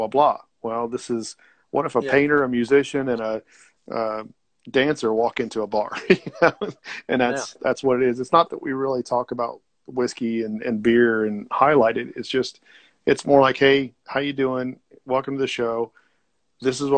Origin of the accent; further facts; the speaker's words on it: Ohio, United States; I'm in Ohio. So I'm about 90 miles away from Cincinnati.